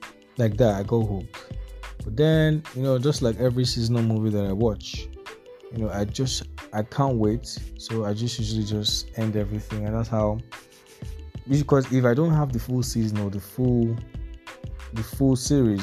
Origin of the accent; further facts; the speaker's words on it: Nigeria; as a Nigerian